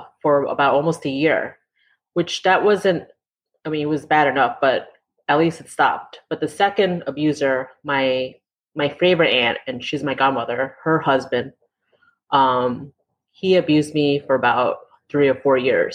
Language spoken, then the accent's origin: English; New York City, New York, United States; first language English; I was born and raised in New York City in Queens, worked in Manhattan all my life